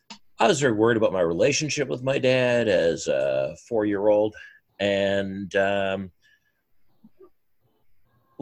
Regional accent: Burnaby, British Columbia, Canada; I grew up in Sven Robinson's Riding Association in the NDP

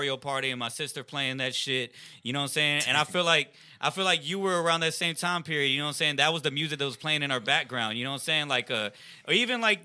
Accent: Rosenberg, Texas, United States; growing up in Rosenberg

